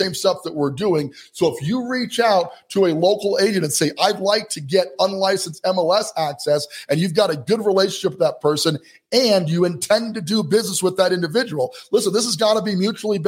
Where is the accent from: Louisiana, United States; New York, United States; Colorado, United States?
Colorado, United States; Colorado Springs; Colorado Springs, Colorado for just a minute. That's my hometown. That's where I'm from